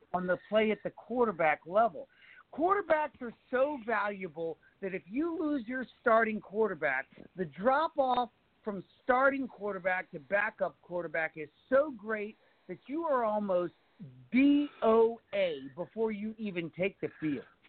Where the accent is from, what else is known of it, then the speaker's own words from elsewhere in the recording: United States; I am an American